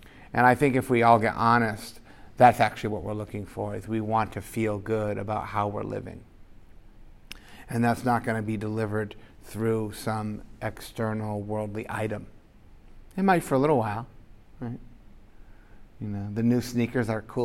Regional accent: United States; growing up in America

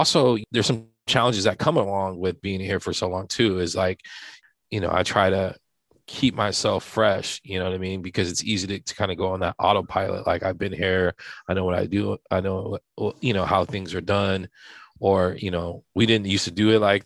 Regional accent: Santa Barbara, California, United States; moved away as an adult; also born or lived in overseas; I'm from Santa Barbara. I wasn't really born. I'm in Santa Barbara. My father was in the military, so I was born overseas.

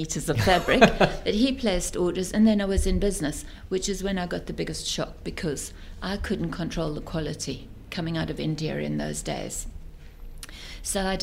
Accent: South Africa; moved away as an adult; also born or lived in Belgium / England; I come from South Africa.

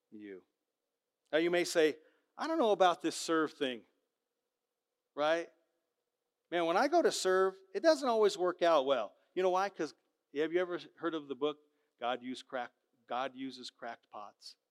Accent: Southern California, United States; moved away; I grew up in Southern Cal

